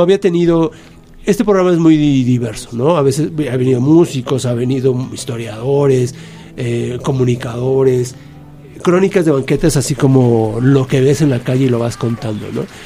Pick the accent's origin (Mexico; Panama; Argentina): Mexico; siendo mexicano